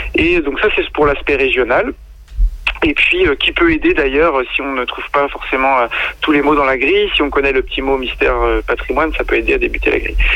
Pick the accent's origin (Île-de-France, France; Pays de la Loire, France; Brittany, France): Pays de la Loire, France; Sarthe; moved away as an adult; now in Loire-Atlantique, France; j'ai passé pour l'instant mes 34 premières années dans les pays de la Loire, donc je suis originaire de Sarthe et, je vis en Loire-Atlantique